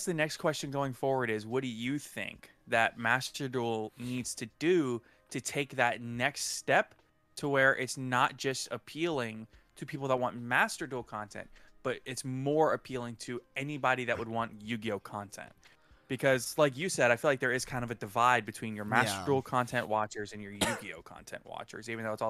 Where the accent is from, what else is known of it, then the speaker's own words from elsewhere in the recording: United States; I'm American.